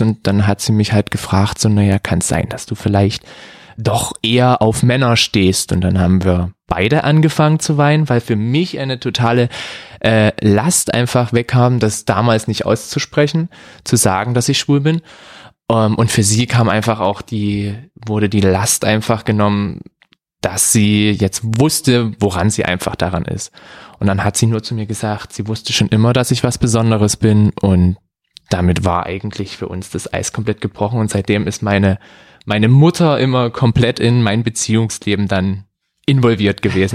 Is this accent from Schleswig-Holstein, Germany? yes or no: no; Saxony, Germany; also born or lived in Bavaria; now in Dresden, Germany; gebürtiger Sachse, bin ein bisschen in der, ja, in Deutschland rumgekommen, bin mal kurzzeitig in Bayern gewesen